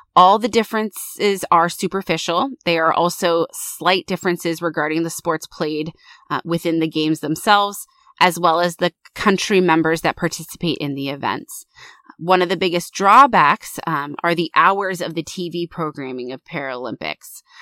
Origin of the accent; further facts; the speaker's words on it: United States; I'm American